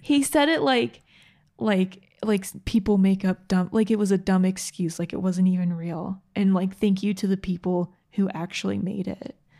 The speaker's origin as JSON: {"language": "English", "region": "Georgia", "country": "United States", "tie": "born or raised there", "moved": "yes", "lives_now": "Utah, United States", "said": "growing up in Georgia, we live in Utah now"}